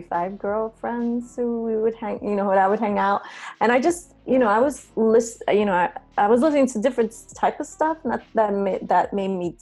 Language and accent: English; New York City, New York, United States; now in California, United States; The Bronx, when I grew up, I grew up in the 70s and 80s.